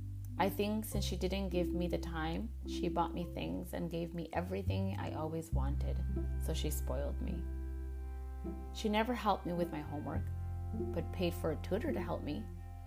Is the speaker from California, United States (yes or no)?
yes; California, United States; I was born and raised in California. To be honest, I've never had any interactions with other Chicanas like myself.